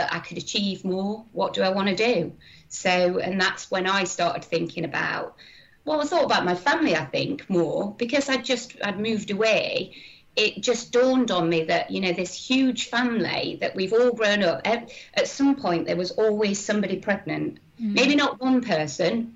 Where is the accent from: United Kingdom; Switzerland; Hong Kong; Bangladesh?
United Kingdom; Yorkshire and the Humber; moved away as an adult; also born or lived in London; now in Bournemouth, United Kingdom; growing up in Yorkshire